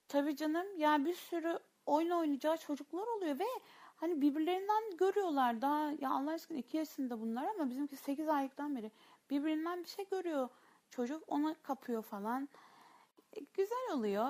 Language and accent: Turkish; Samsun, Turkey; moved away; bak ben Samsunluyum Meral Hanım, Samsunluyum